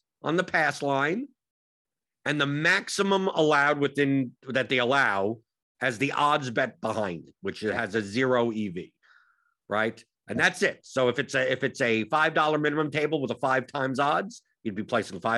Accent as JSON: {"language": "English", "region": "New York", "country": "United States", "said": "I come from New York"}